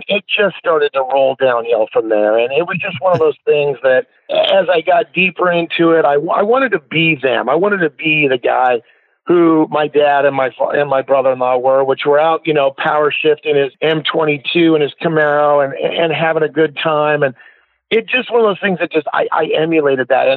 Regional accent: Portland, Oregon, United States; here in my hometown of Portland, Oregon

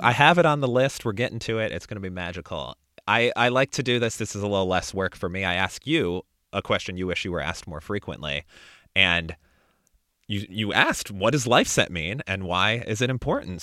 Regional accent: Chicago, Illinois, United States; now in Austin, United States; I live in Austin, Texas now, but I grew up in the Chicago area

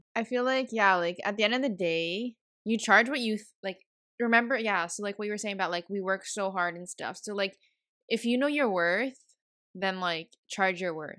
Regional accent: Montreal, Quebec, Canada; I'm from Montreal

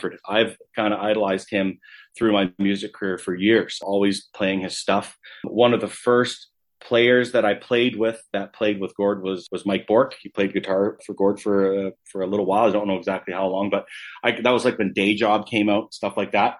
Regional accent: Calgary, Alberta, Canada; I obviously born and raised in Calgary.

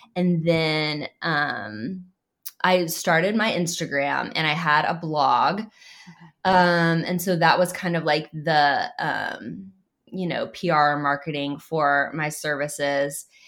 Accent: Oklahoma City, Oklahoma, United States; I grew up in Oklahoma City.

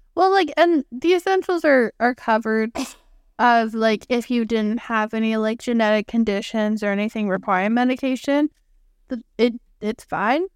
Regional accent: Canada; I'm from Canada

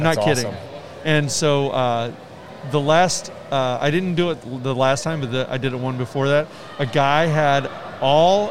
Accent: Iowa, United States; In Missouri, actually. We're from Iowa

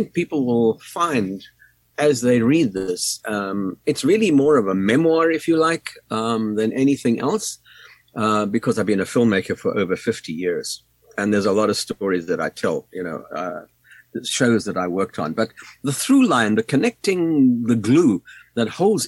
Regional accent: South Africa; moved away as an adult; now in United States; I was born in South Africa, in Africa, and although I've lived in the U.S. now for nearly 40 years, Africa still is very much defines who I am

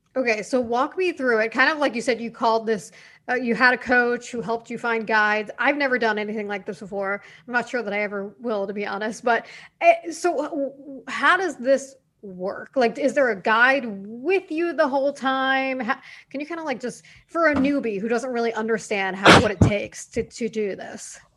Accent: New York City, New York, United States; I'm from New York City.

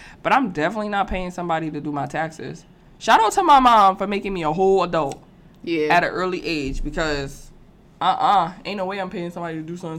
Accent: New York City, New York, United States; I grew up in New York City

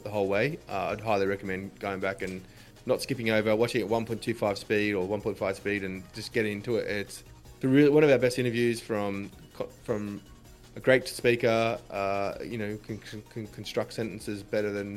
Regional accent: Australia; as an Australian

